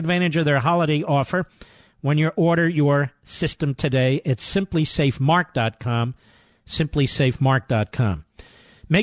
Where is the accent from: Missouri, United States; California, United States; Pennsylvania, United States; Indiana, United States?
Pennsylvania, United States; Philadelphia; I'm from Philadelphia